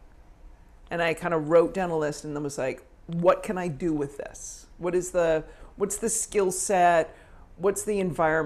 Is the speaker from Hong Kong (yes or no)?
no; Victoria, British Columbia, Canada; moved away as an adult; also born or lived in Manhattan, New York; now in New York, United States; I grew up in Victoria, British Columbia